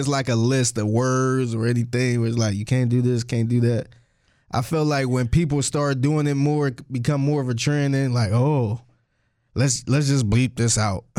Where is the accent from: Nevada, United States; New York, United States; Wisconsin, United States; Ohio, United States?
Ohio, United States; Cleveland; I'm from Cleveland, too